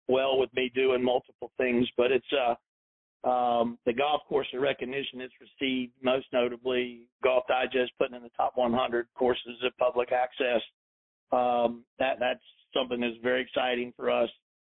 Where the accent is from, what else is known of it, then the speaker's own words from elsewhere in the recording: South Carolina, United States; moved away; also born or lived in Chattanooga, Tennessee; I grew up in South Carolina, I was born near Chattanooga, Tennessee, and all my family is in this area